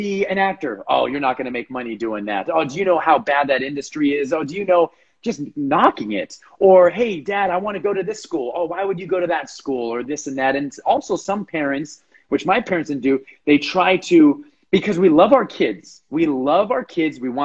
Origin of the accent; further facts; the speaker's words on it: Los Angeles, California, United States; moved away; born and raised in Los Angeles